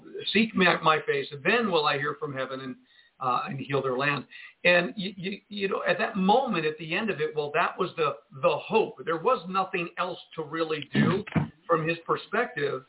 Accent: Jersey City, New Jersey, United States; I was born and raised in Jersey City, New Jersey

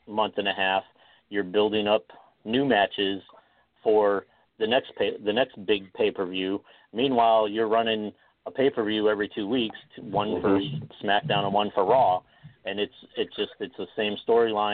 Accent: New York, United States; As a kid myself, when I was growing up in New York

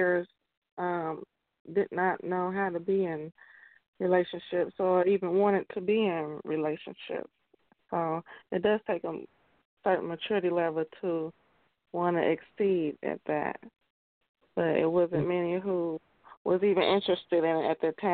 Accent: Chicago, Illinois, United States; moved away as an adult; now in Louisville, United States; I was born and raised in Chicago. I left there after I graduated high school in 97

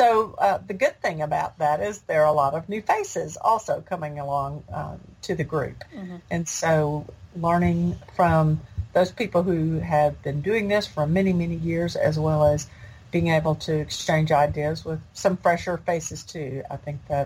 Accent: Nashville, Tennessee, United States; in Nashville, in my hometown.

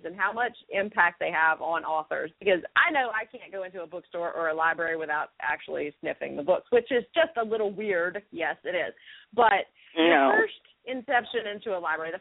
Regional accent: Louisiana, United States; I grew up in Louisiana

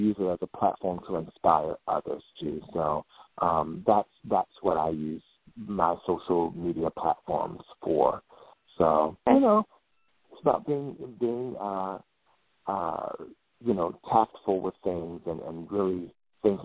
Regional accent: Virginia, United States; growing up in Virginia

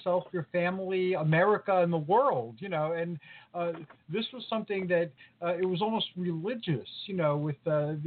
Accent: New York City, New York, United States; I grew up with in New York City

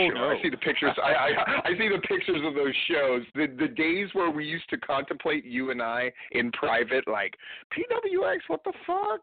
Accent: Hawaii, United States; now in Georgia, United States; growing up in Hawaii

